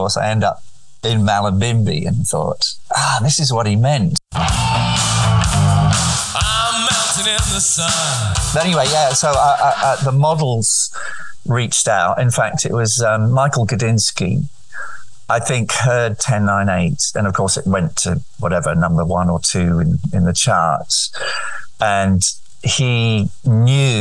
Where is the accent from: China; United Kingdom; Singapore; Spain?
Spain; Nerja, Andalusia; moved away; So I grew up right on the Mediterranean, and Sydney to me connected me with a place called Nerja where I grew up